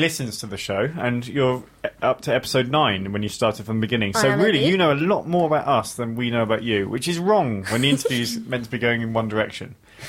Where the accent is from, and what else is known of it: Somerset, South West England, United Kingdom